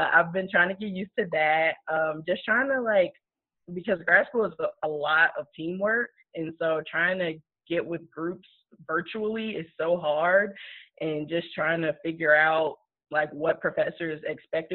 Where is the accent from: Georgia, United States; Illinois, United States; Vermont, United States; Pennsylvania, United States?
Illinois, United States; Chicago; moved away as an adult; now in Columbia, United States; I'm originally from Chicago, but I have been in the Columbia, Missouri area for the past 6 years.